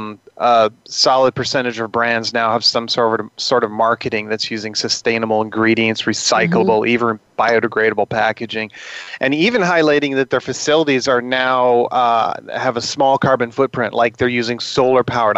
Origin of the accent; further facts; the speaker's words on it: Seattle, Washington, United States; I'm from Seattle